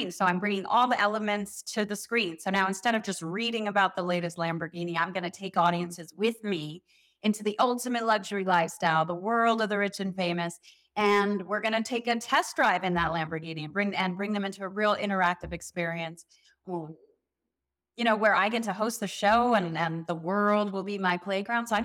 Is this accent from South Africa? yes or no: yes; South Africa; now in Beverly Hills, United States; South Africa, so maybe maybe I should bring the South African accent back.